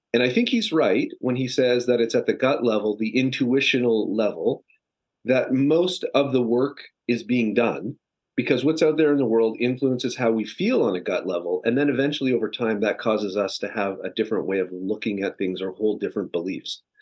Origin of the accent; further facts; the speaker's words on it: Canada; now in Los Angeles, United States; I'm a Canadian transplant living in Los Angeles